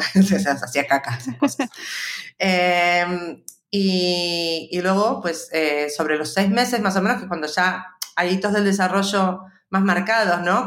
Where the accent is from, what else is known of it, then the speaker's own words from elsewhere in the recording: Buenos Aires, Argentina; accent: argentino; moved away as an adult; also born or lived in Spain; now in Madrid, Spain; yo soy porteña de Buenos Aires, originaria de Argentina, y llevo en España eh, pues unos 22 años más o menos.